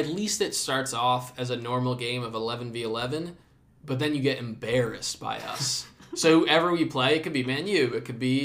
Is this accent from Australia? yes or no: yes; Australia; given we're from Australia.